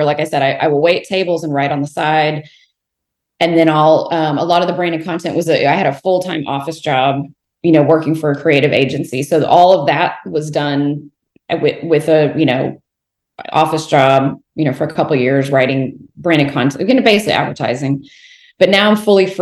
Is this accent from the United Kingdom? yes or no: no; Houston, Texas, United States; also born or lived in Fort Worth, Texas; So I'm born and raised in Texas, so Fort Worth and then Houston.